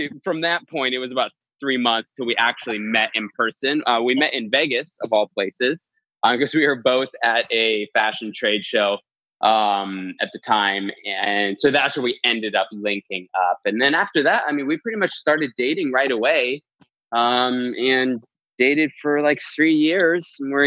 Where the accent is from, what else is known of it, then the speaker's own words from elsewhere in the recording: Edmonton, Alberta, Canada; moved away as an adult; also born or lived in Los Angeles; I grew up in Edmonton, Alberta, Canada, and had lived there till I was about 21.